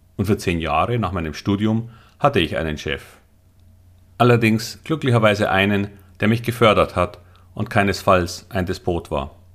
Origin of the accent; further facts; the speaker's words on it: Munich, Bavaria, Germany; Ich wollte, obwohl Münchner, immer am Wasser wohnen